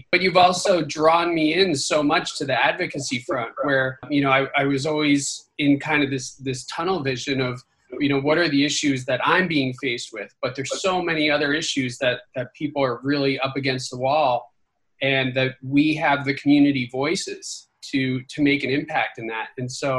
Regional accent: New Jersey, United States; moved away; also born or lived in Michigan / Florida; I grew up in New Jersey

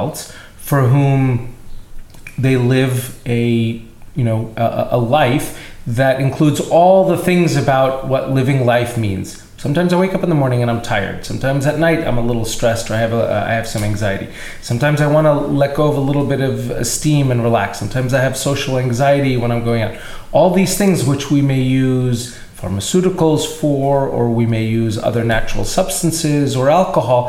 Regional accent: East Brunswick, New Jersey, United States; I'm originally a New Jersey boy. I grew up here in East Brunswick

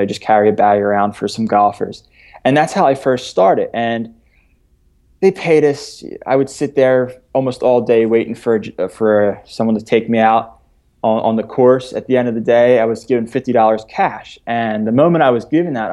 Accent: Philadelphia, Pennsylvania, United States; I was born in Philadelphia

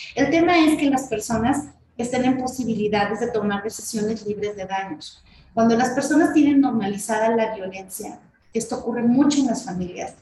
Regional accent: State of Mexico, Mexico; En el estado de México, que es el estado de donde, de donde soy

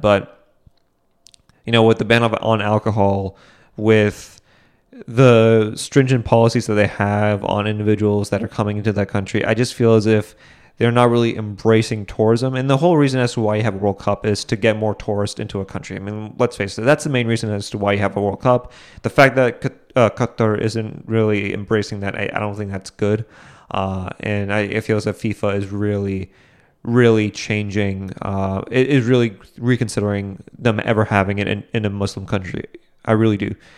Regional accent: New England, United States; I'm from New England

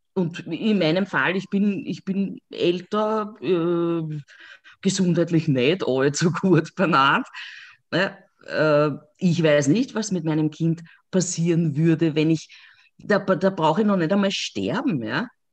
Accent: Lower Austria, Austria; ich komme aus Niederösterreich

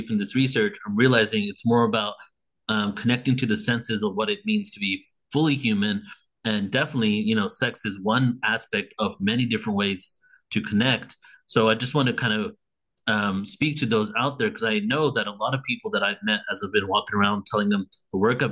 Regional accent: India; I'm from India.

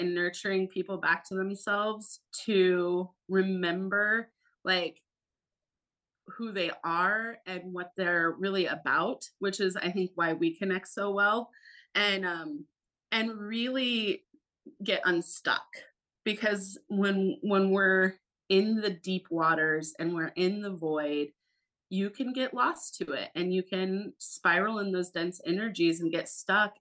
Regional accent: Alaska, United States; I'm born and raised in Alaska, and I had a wild and crazy Alaskan childhood

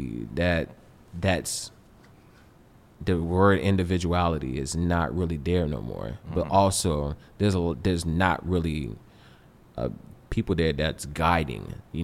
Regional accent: the South, United States; because I'm from the South.

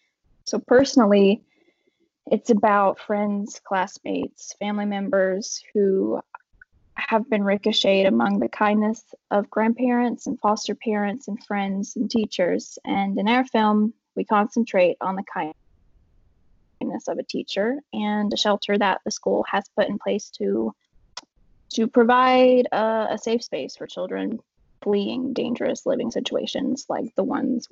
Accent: Central Appalachia, United States; We concentrate on Central Appalachia, where the overdose mortality rate is 65% higher than that of the rest of the country, and again, where I'm from. We shot it entirely in my hometown

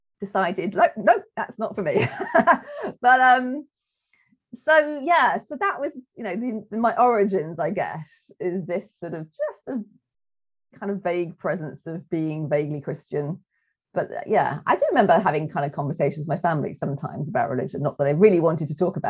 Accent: England, United Kingdom; we're English.

